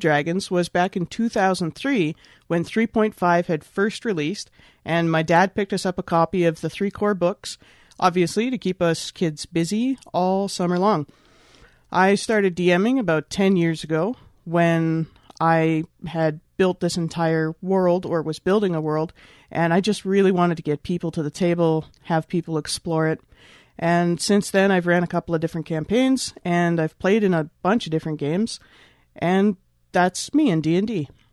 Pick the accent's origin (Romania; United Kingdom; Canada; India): Canada; I'm from Canada